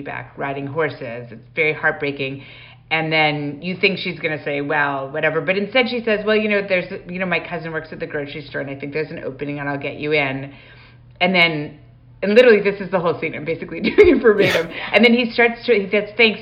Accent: Calgary, Alberta, Canada; I grew up in Calgary going to the Stampede

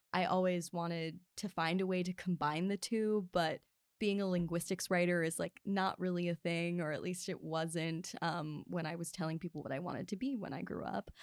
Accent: Baltimore, Maryland, United States; now in Los Angeles, United States; I was born and raised in Baltimore

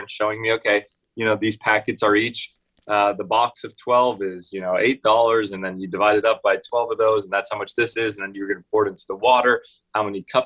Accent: Los Angeles, California, United States; I grew up here in Los Angeles, California, born and raised here

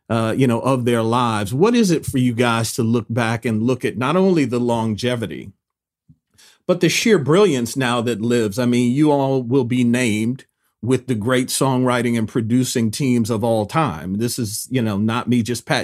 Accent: Detroit, Michigan, United States; I'm born and raised in Detroit

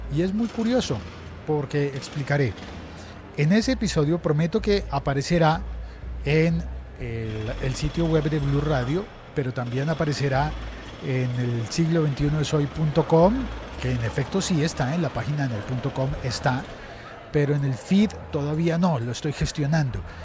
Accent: Colombia; el periódico El Espectador, que es el segundo periódico más importante en mi país

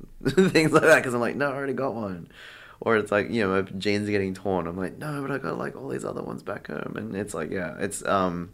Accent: Sydney, New South Wales, Australia; also born or lived in Bangkok; I'm from Sydney. I moved to Bangkok in 2019

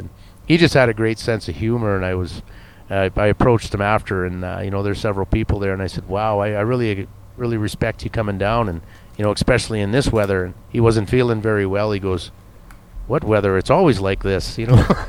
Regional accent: Atikokan, Ontario, Canada; moved away; my hometown of Atikokan

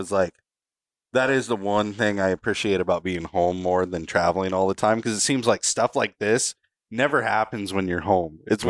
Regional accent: Roseburg, Oregon, United States; basically my hometown.

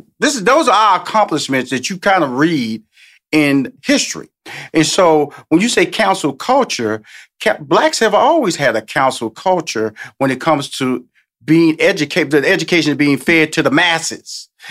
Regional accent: Houston, Texas, United States; You know, when I listen to your talk, and I'm from Houston, Texas, born a native of Texas, okay?

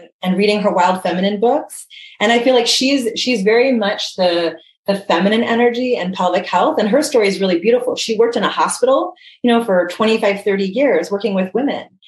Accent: Hawaii, United States; I was born and raised in Hawaii, grew up super active, surfing, playing

